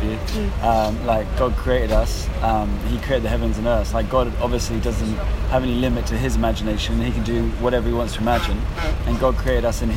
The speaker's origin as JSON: {"language": "English", "area": "West Sussex, near Brighton", "region": "South East England", "country": "United Kingdom", "tie": "born or raised there", "moved": "yes", "lives_now": "London, United Kingdom", "said": "I grew up in West Sussex, near Brighton"}